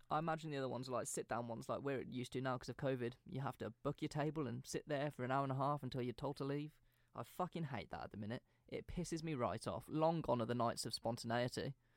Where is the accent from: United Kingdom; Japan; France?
United Kingdom; we grew up in British schools